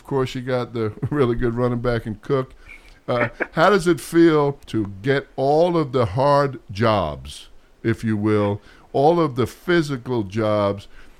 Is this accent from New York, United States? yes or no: yes; New York, United States; I grew up in New York. I was raised a Giant fan